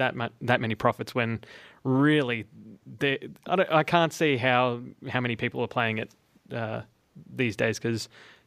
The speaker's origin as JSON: {"language": "English", "country": "Australia", "said": "as an Australian"}